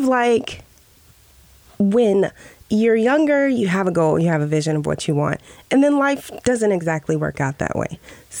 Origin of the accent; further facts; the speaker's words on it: Nebraska, United States; also born or lived in Spain; I am from Nebraska. The first several years of my life were in Spain. Okay. I am a military brat.